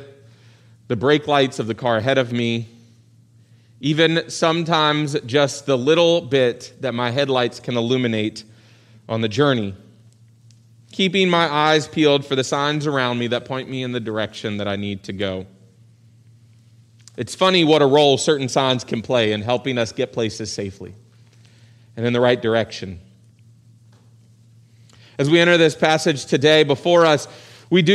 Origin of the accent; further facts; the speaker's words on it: Virginia Beach, Virginia, United States; So I grew up in Virginia Beach. My parents' families were both from West Virginia